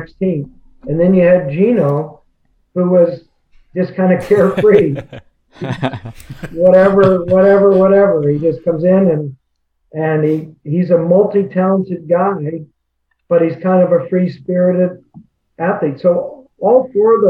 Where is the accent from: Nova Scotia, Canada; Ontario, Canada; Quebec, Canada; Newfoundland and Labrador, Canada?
Nova Scotia, Canada; moved away; We're both from the Maritimes. I'm from Nova Scotia.